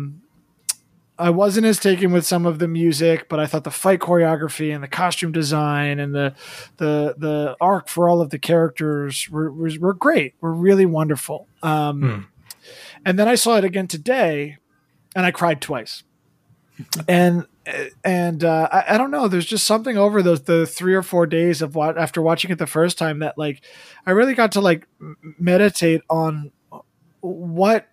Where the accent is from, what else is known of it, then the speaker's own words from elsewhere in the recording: United States; my own kind of mixed background and being Chinese American